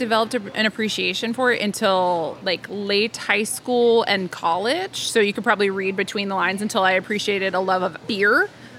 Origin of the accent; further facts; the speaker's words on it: Tulsa, Oklahoma, United States; now in Kansas City, United States; So we're both originally from Tulsa.